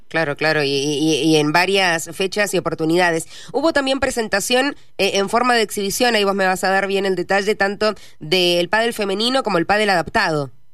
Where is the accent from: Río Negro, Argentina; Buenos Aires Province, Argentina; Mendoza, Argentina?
Mendoza, Argentina; como mendocinos